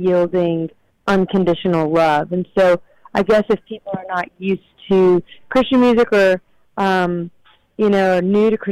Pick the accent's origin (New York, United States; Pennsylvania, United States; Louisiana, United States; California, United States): Louisiana, United States; accent: country; I'm from Louisiana, so I've got the the soulful, raspy kind of thing.